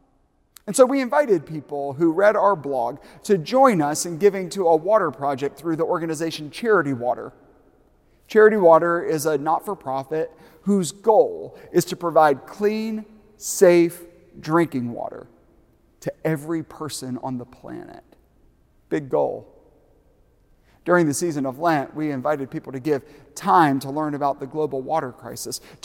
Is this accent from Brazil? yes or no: no; Aiken, South Carolina, United States; moved away; my hometown of Aiken, South Carolina